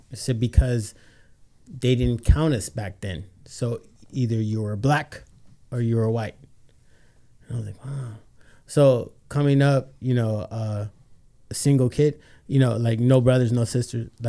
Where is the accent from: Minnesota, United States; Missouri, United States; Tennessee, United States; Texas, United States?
Texas, United States; San Antonio; I'm from Texas, San Antonio, the last uh, state or, you know, republic to lose Mexico to the U.S